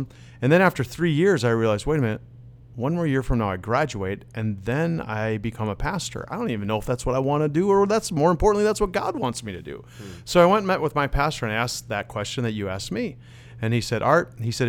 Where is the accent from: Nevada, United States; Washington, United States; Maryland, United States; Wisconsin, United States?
Wisconsin, United States; first language Dutch; moved away as an adult; also born or lived in Netherlands / Minneapolis; I grew up in Wisconsin